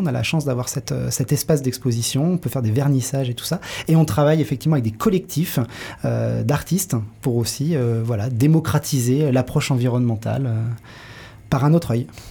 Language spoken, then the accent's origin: French; Saint-Nazaire, Pays de la Loire, France; moved away as an adult; also born or lived in Nantes; je suis né à Saint-Nazaire, donc sur la côte. J'ai grandi près de la mer.